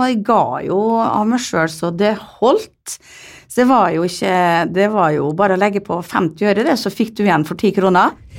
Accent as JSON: {"language": "Norwegian", "country": "Netherlands", "moved": "yes", "lives_now": "Molde, Norway", "said": "jeg kommer jo fra Nederland, hvor man er liberal på det meste"}